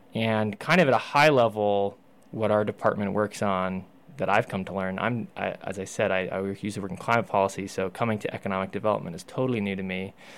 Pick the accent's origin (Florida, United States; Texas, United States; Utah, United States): Utah, United States; Salt Lake City; now in Moab, United States; I am a native Utahn in that I grew up in Salt Lake City